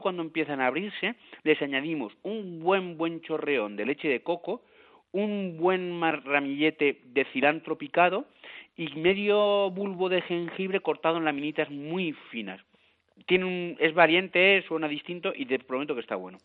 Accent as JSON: {"language": "Spanish", "town": "Valencia", "region": "Valencian Community", "country": "Spain", "said": "yo soy de Valencia"}